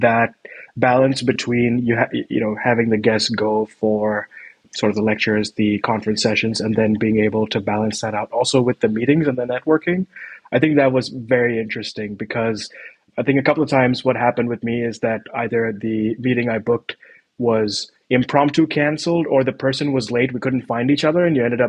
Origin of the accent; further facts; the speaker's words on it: Mumbai, Maharashtra, India; moved away as an adult; now in Copenhagen, Denmark; I was born and raised in Bombay